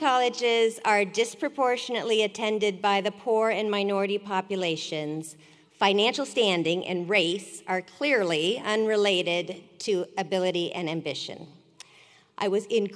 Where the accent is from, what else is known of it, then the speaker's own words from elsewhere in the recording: Sacramento, California, United States; I grew up in Sacramento, just down the road